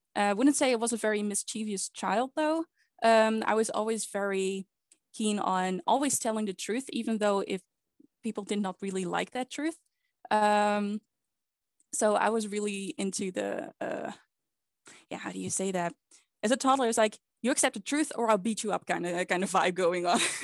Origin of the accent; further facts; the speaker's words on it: Netherlands; I've been born and raised in the Netherlands.